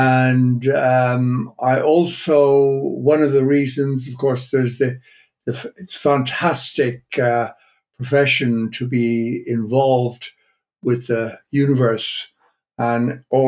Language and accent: English; Ireland; moved away as an adult; also born or lived in Dublin / Jodrell Bank, England; now in Netherlands; I was born and brought up in Ireland.